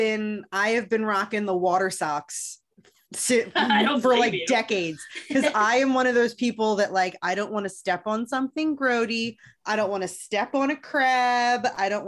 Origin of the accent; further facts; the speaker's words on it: Chicago, Illinois, United States; hey yo, I'm from Chicago. I'm from Chicago. I have no Chicago accent.